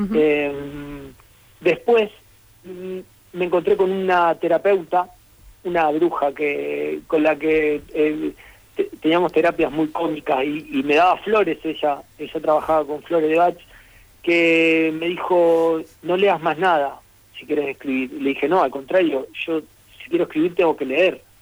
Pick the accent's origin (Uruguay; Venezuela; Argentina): Argentina; Rosario, Santa Fe; como yo soy de Rosario, en Rosario incluso no respetamos las S